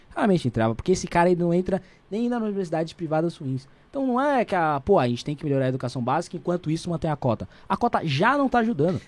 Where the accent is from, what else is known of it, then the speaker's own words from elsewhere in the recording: São Paulo, Brazil; vim da periferia do estado de São Paulo, da cidade de São Paulo